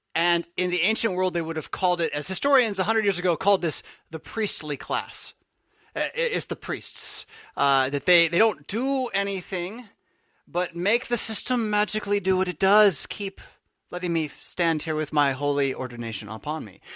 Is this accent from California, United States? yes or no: yes; San Diego, California, United States; moved away as an adult; also born or lived in New Jersey; I grew up in San Diego